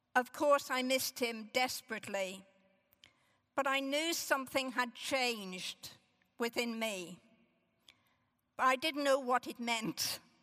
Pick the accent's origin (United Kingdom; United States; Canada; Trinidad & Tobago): United Kingdom; Northern Ireland; As a young child growing up in Northern Ireland